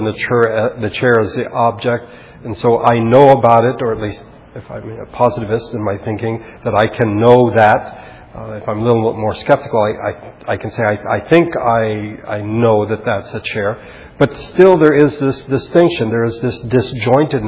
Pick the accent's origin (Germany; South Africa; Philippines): Philippines; when I was growing up in the Philippines